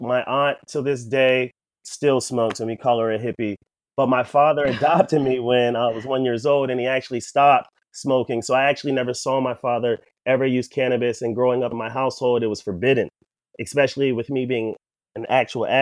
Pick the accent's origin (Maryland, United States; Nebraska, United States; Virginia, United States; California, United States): Maryland, United States; Columbia; I grew up in Columbia, Maryland